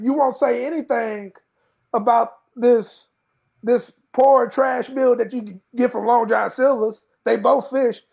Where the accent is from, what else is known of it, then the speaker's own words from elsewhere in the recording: Texas, United States; growing up in Texas